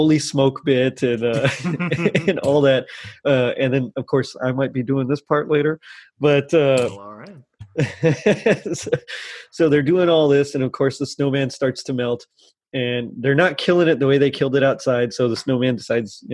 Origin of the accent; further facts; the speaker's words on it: South Texas, United States; now in Houston, United States; I'm from South Texas. So growing up, the only snow we ever got was like little flurries one time when I was in high school.